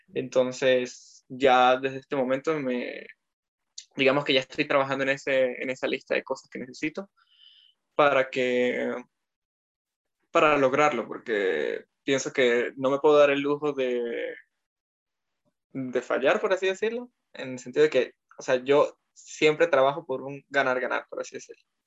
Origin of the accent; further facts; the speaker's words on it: Mérida, Venezuela; moved away as an adult; also born or lived in French Alps, France; now in France; soy de Mérida